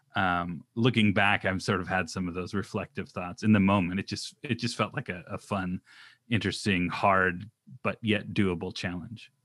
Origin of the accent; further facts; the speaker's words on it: Orange County, California, United States; also born or lived in Pacific Northwest; I grew up in Orange County